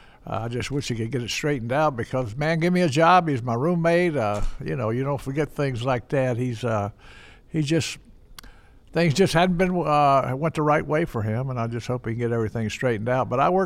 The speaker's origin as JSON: {"language": "English", "town": "Charlotte", "region": "North Carolina", "country": "United States", "moved": "as an adult", "lives_now": "Cincinnati, United States", "said": "I'm from Charlotte, North Carolina, and it's semi-Midwest, what the heck, but it's good weather down there and all that stuff"}